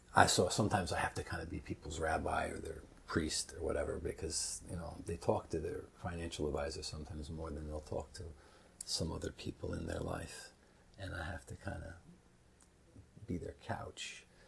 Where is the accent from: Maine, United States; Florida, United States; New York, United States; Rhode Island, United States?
New York, United States; New York City; also born or lived in Bethlehem, Pennsylvania; I was born in New York City